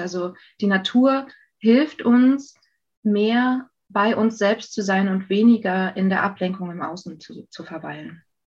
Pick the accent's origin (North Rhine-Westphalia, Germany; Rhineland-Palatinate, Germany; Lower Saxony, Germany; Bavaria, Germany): North Rhine-Westphalia, Germany; also born or lived in Saxony; now in Berlin, Germany; meine Familie ist 92 nach NRW gezogen